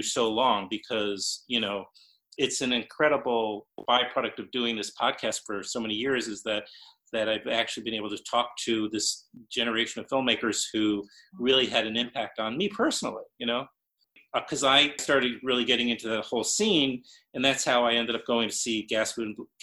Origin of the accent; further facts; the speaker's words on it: New York City, New York, United States; I grew up in New York City